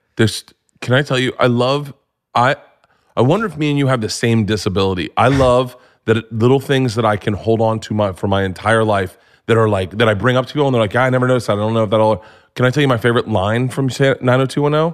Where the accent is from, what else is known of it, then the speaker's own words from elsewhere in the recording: Florida, United States; I grew up in Florida